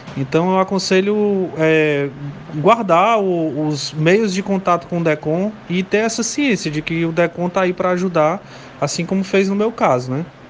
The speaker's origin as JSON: {"language": "Portuguese", "town": "Morada Nova", "region": "Ceará", "country": "Brazil", "said": "eu sou do interior, da cidade de Morada Nova"}